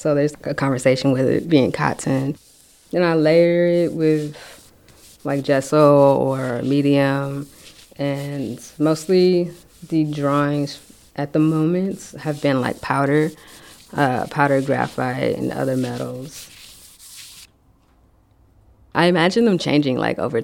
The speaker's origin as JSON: {"language": "English", "town": "San Francisco", "region": "California", "country": "United States", "tie": "born or raised there", "said": "Been here, born and raised in San Francisco"}